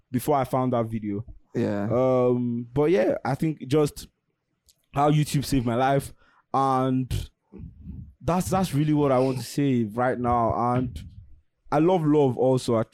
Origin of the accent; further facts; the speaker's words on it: Nigeria; Living as a Nigerian, my heart rate is already up.